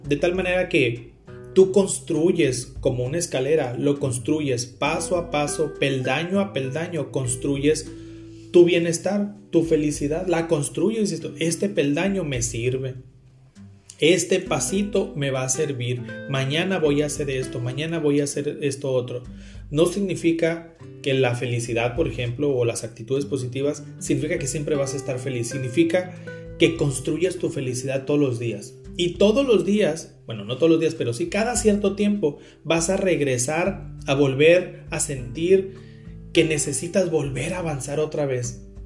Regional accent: Carbó, Sonora, Mexico; also born or lived in Hermosillo, Sonora; Cuando yo tenía tres años, mi familia se fue a vivir a Carbo

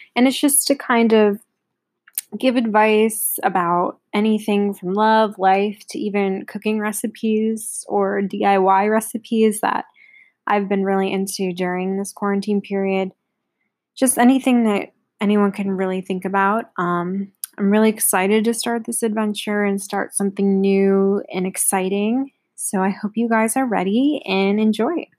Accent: Buffalo, New York, United States; I was born in Buffalo. I live outside of the city in a nice little town with my two parents

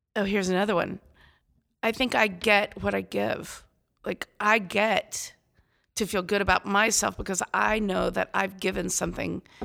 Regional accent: Phoenix, Arizona, United States; I'm from Phoenix, Arizona.

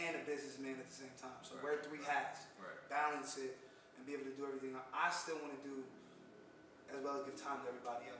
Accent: New York City, New York, United States; I was born in the Bronx

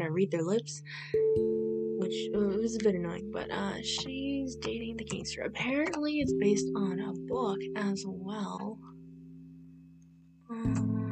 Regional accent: United States; I am American, born and raised here, and have never left the country

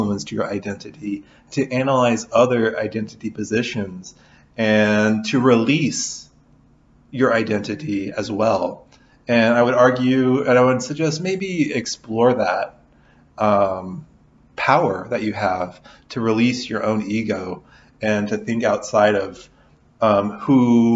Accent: Southern Illinois, United States; also born or lived in Kentucky; now in Lawrence, United States; I'm from Southern Illinois originally

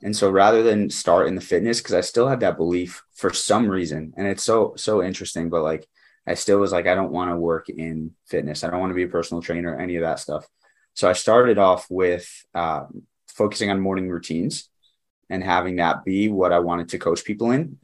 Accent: New Jersey, United States; moved away as an adult; also born or lived in Connecticut; I grew up in New Jersey and then I went to school in Connecticut.

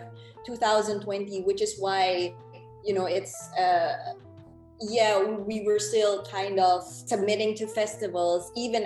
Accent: Philippines; moved away as an adult; also born or lived in United States / New York; now in Berlin, Germany; I was born and raised in the Philippines, and then I moved to America because my whole family was there

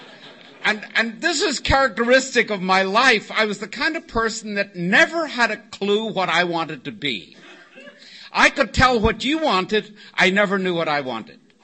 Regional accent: Northern Ireland, United Kingdom; now in Oceanside, United States; Originally, I was born in Northern Ireland

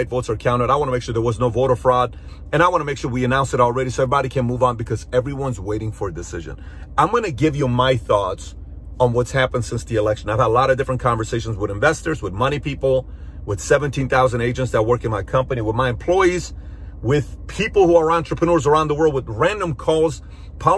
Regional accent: Iran; now in United States; I'm from Iran.

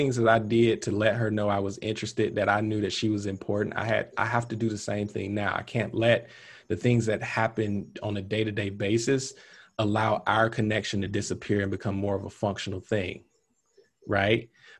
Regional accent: the South, United States; growing up in the South, you kind of told, like, oh, you get married at 25, you have two or three kids

